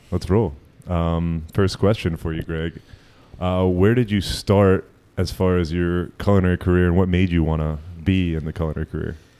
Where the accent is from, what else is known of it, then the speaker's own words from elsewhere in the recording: New Jersey, United States; I'm a Jew from Jersey